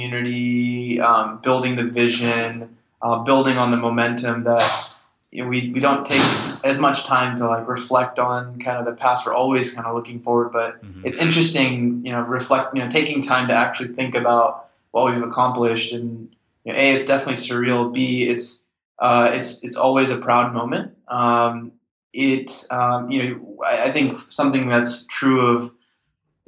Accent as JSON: {"language": "English", "country": "United States", "tie": "born or raised there", "said": "I grew up in America with sort of both cultures"}